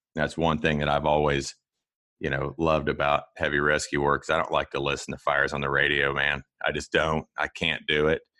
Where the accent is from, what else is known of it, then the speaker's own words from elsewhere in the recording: Kansas, United States; also born or lived in Florida; born and raised on a farm here in Kansas